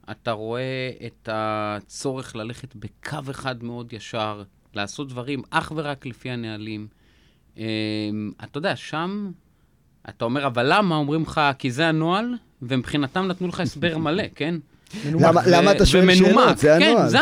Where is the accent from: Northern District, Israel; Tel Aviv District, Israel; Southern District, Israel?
Tel Aviv District, Israel; Jaffa; אני גדלתי ביפו, בן למשפחה מאוד מאוד ענייה.